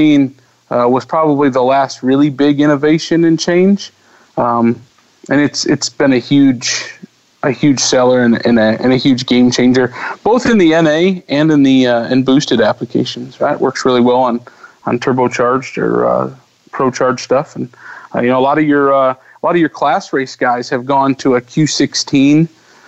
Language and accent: English; Midwest, United States; me as a Midwesterner